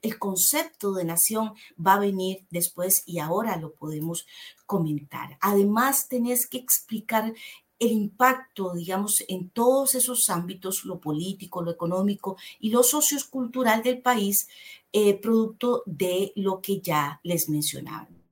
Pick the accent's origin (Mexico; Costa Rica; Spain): Costa Rica; como costarricenses nos abraza un mismo himno, nos abraza una misma bandera, nos sentimos igualiticos